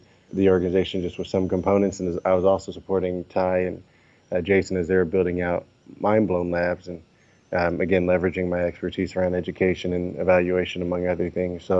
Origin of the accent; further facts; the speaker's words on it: Oakland, California, United States; Oakland, my hometown